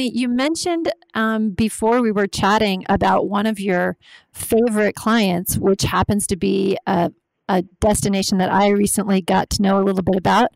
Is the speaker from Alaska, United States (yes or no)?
yes; Alaska, United States; I'm from Alaska